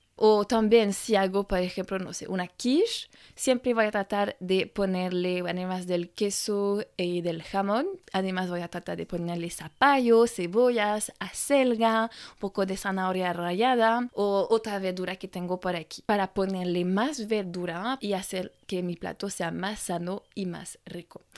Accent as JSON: {"language": "Spanish", "country": "France"}